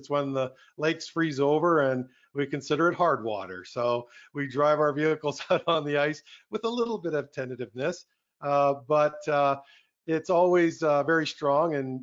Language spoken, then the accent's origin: English; Red Deer, Alberta, Canada; also born or lived in Calgary, Alberta / Edmonton, Alberta; I'm a born and raised Albertan. So I was born in Red Deer, Alberta